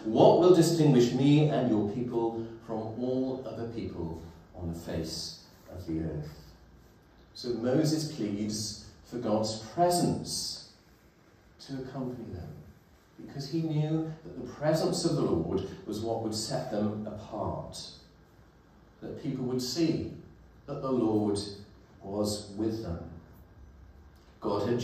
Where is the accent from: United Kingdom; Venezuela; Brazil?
United Kingdom; Welsh Valleys, Wales; as a teenager growing up in the Welsh Valleys in the 1980s